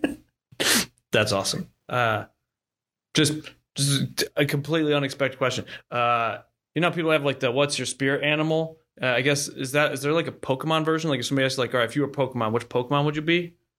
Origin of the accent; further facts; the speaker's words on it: Ohio, United States; also born or lived in Austin, Texas; now in Oklahoma, United States; I'm from Ohio